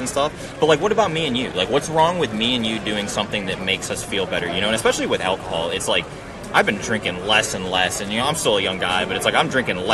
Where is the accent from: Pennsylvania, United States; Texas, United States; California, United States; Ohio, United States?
Ohio, United States; I'm from Ohio too